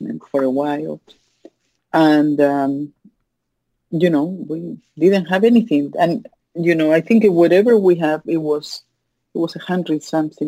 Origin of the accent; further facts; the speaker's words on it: Chile; English is a second language; moved away as an adult; also born or lived in Miami, United States; now in United States; I was born in Chile.